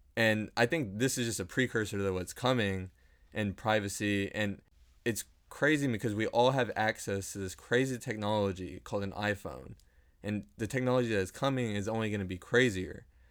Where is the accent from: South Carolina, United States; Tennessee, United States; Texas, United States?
Texas, United States; Dallas; we are both from Dallas, born and raised